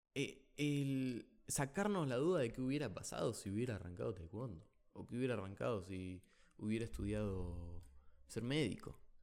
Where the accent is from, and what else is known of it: Argentina